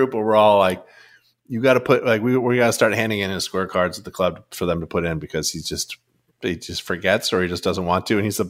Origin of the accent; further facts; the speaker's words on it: Boston, Massachusetts, United States; And we grew up in Boston. I mean, there was no college football.